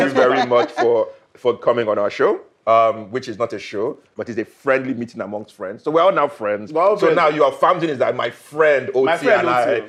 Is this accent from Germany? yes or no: no; Ijebu, Ogun State, Nigeria; I'm from Ijebu.